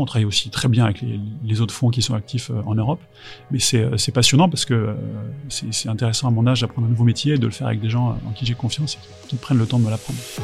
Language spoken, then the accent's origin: French; France; en tant que Français